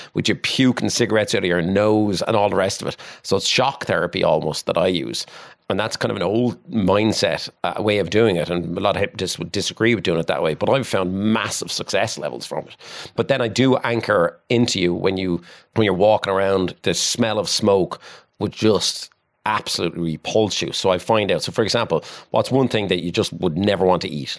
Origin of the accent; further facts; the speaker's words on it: Waterford, Munster, Ireland; I come from Williamstown in Waterford and had a pretty normal childhood